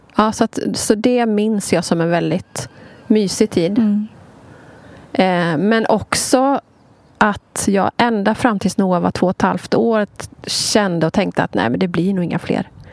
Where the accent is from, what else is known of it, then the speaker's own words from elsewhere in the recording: Sweden; jag är ju född och uppvuxen i Sverige